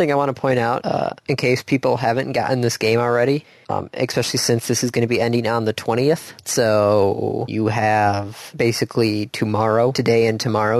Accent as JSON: {"language": "English", "region": "Midwest", "country": "United States", "accent": "Midwestern", "said": "Fine, I will continue to speak in my Midwestern accent."}